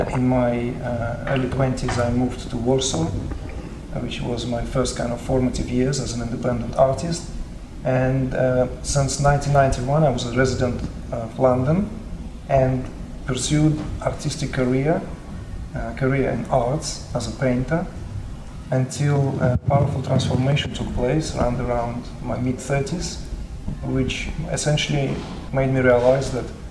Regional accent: Uzbekistan; I was born in Uzbekistan

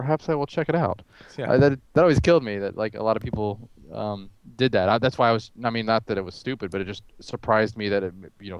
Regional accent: United States; I'm American.

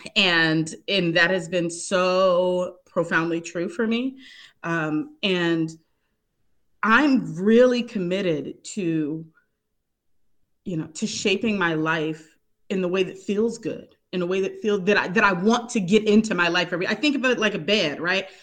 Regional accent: Pittsburgh, Pennsylvania, United States; moved away; I'm currently in my hometown of Pittsburgh, Pennsylvania. This is the most time I've spent here since childhood.

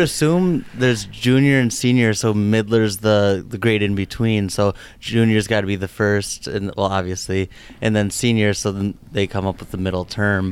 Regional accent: Germantown, Wisconsin, United States; I'm from Germantown, Wisconsin, so just down the road here from the seminary

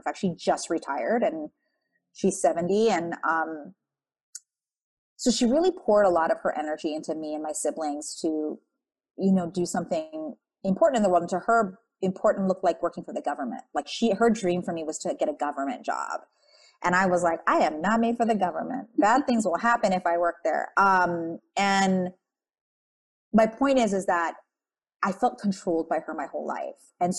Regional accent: Philippines; You know, I'm Filipino. I'm an Asian child of a tiger mom.

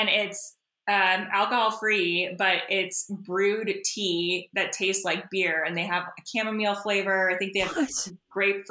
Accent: Texas, United States; I'm also from Texas

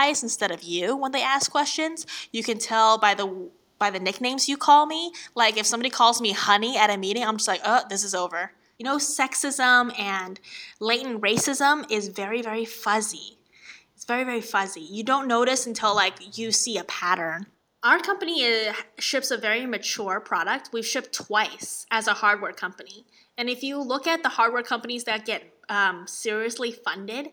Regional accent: Jinan, Shandong, China; now in San Francisco, United States; I grew up in the north of China, Shandong, Jinan

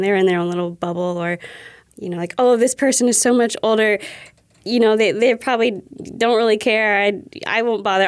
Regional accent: Ohio, United States; also born or lived in New York; since I was probably seven years old, you know, when I moved from New York to Ohio.

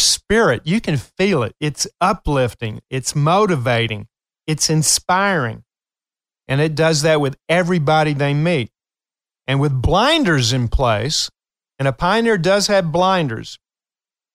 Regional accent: Appalachian Hills of Eastern Kentucky, United States; I am from Kentucky, and I'm a proud hillbilly from the Appalachian Hills of Eastern Kentucky

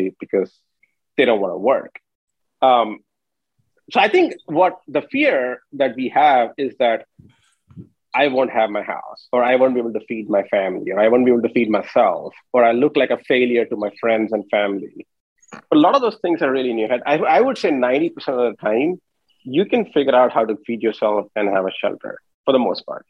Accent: India; moved away as an adult; I grew up in India until I was 21, went to undergrad there and came here for my master's.

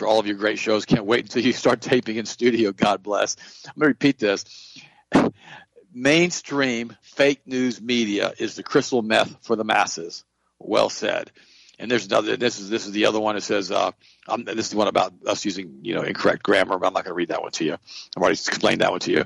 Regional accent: Polk County, Florida, United States; accent: Southern; I was raised here in Polk County with Grady Judd

